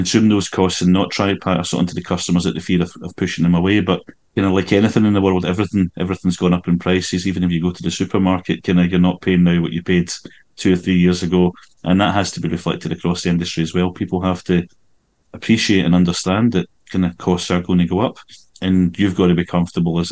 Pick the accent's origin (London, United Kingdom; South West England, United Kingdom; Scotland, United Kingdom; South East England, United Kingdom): Scotland, United Kingdom; Glasgow; where I grew up in Glasgow